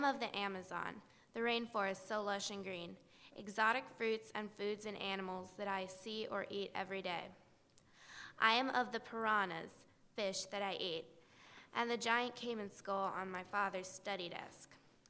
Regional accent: Ottumwa, Iowa, United States; I'm from Ottumwa

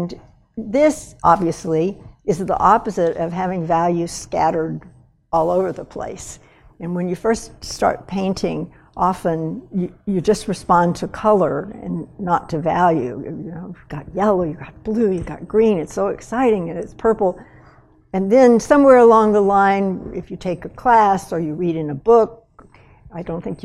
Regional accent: West Texas, United States; now in Montana, United States; I grew up in West Texas

